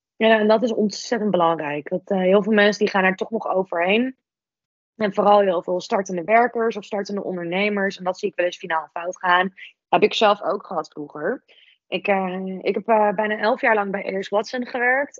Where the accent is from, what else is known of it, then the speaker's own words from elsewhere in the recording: Netherlands; als Nederlander